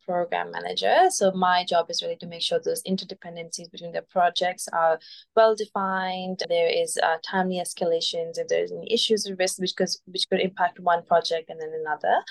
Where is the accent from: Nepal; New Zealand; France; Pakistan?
Pakistan; moved away as an adult; now in Australia; I am originally from Pakistan. I came to Australia as an international student in 2015.